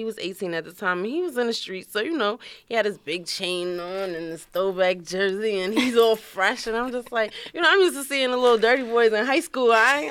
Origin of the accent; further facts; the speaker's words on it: New York City, New York, United States; also born or lived in Brooklyn, New York; during teenage years, I was raised in Queens, Far Rockaway.